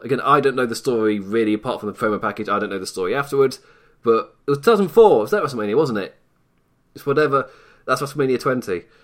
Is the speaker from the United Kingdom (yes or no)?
yes; England, United Kingdom; as an English, from an English perspective